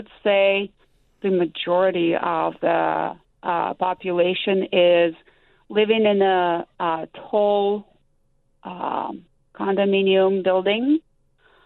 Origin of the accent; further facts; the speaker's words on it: Izhevsk, Udmurtia, Russia; moved away as an adult; now in United States; I grew up in Russia and came as an adult to the United States.